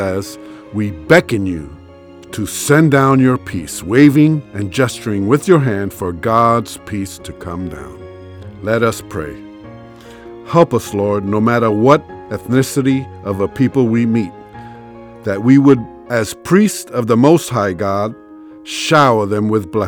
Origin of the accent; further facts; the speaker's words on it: New York City, New York, United States; I grew up in New York City among a vast number of different races and religions.